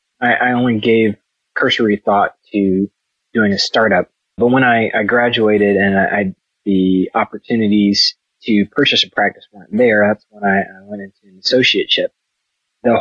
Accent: Colorado Springs, Colorado, United States; I'm originally mostly from Colorado Springs, but my family's from Eastern North Carolina. My dad was military, so I lived in several different places. But I would say the majority of my growing up time was in Colorado Springs.

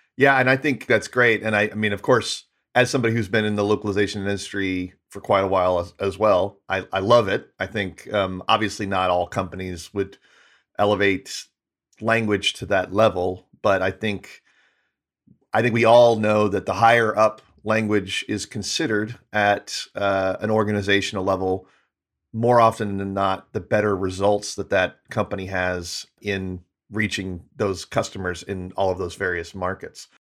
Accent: United States; as an American

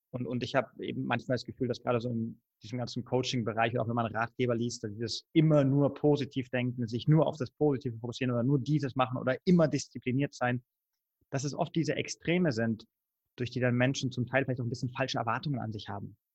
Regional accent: Spain; also born or lived in Germany; ich bin in Deutschland geboren. Beide, meine beiden Eltern sind Deutsche, aber ich bin mit meiner Mutter damals und meinen Geschwistern nach Spanien ausgewandert, als ich neun Jahre alt war. Habe dann äh, zwölf Jahre in Spanien gelebt.

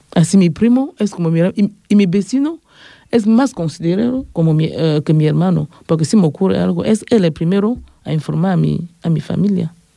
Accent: Yaoundé, Centre, Cameroon; moved away as an adult; also born or lived in Bafoussam, Cameroon; now in Ripollet, Spain; Soy de Camerún. Nací en Yaoundé

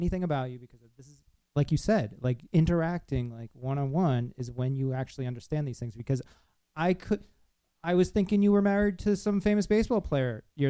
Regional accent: Rhode Island, United States; moved away; I'm originally from Rhode Island.

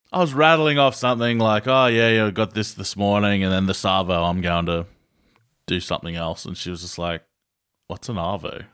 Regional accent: Australia; we're Aussie.

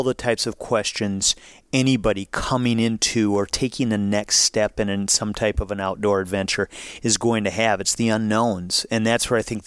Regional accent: northern Minnesota, United States; I'm here from Minnesota. You know, I grew up north in the woods in Minnesota

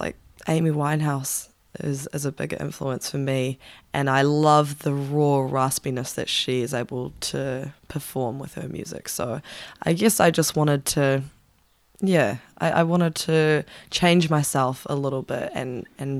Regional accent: Auckland, New Zealand; In Auckland, originally

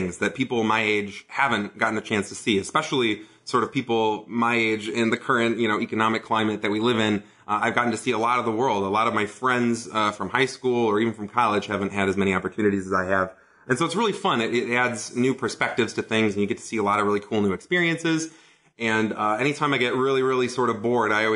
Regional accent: Detroit, Michigan, United States; moved away as an adult; also born or lived in Ann Arbor, Michigan / Germany / China; in a little hamlet just outside of Detroit, Michigan. That's where I was born, and that's where I grew up, and I spent almost my entire first two decades in and around Detroit, Michigan

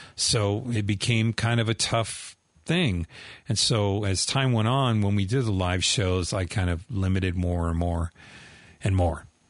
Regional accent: Southern California, United States; I grew up in Southern California

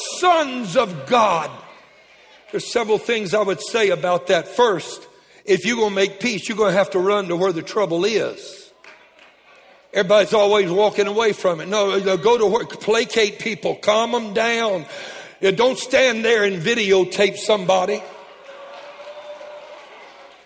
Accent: Lake Charles, Louisiana, United States; I was raised in Lake Charles

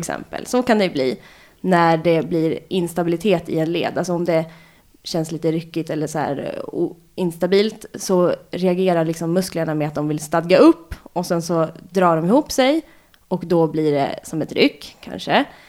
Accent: Lidingö, Stockholm County, Sweden; also born or lived in Kungsholmen, Stockholm; Jag är född på Kungsholmen. Och sen när jag var ett och ett halvt så flyttade vi ut till Lidingö.

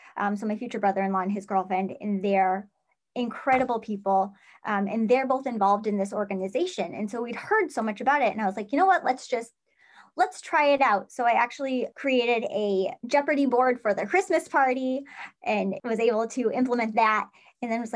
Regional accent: Central New York, United States; my territory is actually Central New York, which is wild. It's my hometown

